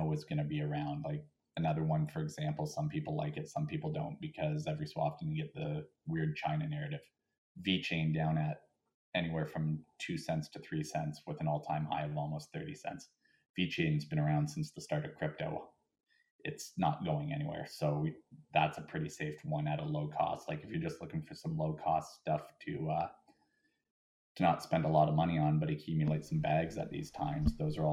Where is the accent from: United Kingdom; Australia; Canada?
Canada; as a Canadian